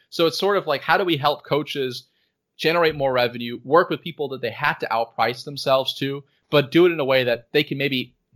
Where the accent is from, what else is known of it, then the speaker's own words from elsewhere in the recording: United States; born there; Like I was born in the United States, and it's kind of I'm dual citizen, and, and for me, South Africa feels just as much as home as the U.S.